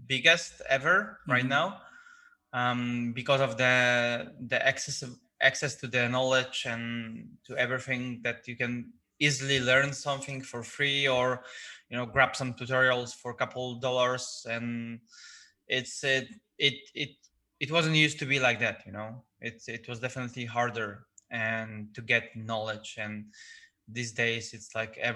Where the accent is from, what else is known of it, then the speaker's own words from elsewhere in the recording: Gdańsk, Pomeranian Voivodeship, Poland; I was born in the Gdańsk, which is like a city with a lot of like old town architecture